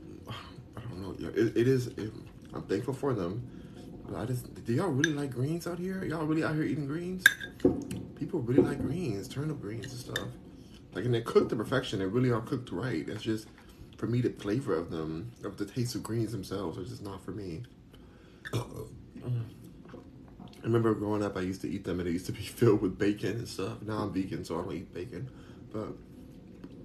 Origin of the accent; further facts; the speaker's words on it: United States; I'm American